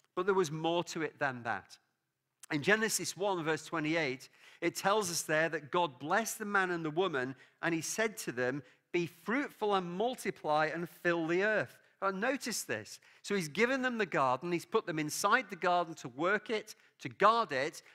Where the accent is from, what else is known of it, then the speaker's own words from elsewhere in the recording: England, United Kingdom; now in Scotland; I love living in Scotland. Obviously, I'm English. My family background is Welsh